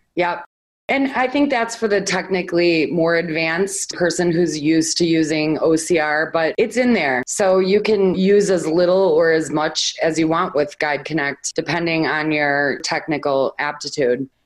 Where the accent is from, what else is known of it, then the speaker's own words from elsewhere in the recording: Chicago, Illinois, United States; now in Phoenix, United States; I'm from Chicago, so I miss one of my local radio stations living here in Phoenix.